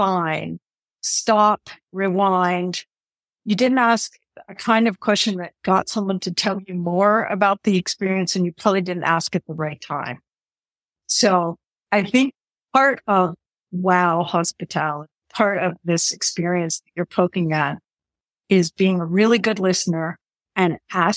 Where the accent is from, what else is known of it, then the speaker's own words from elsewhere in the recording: Western Pennsylvania, United States; I grew up in a family hotel business. It actually was a combination ski area, year-round resort in Western Pennsylvania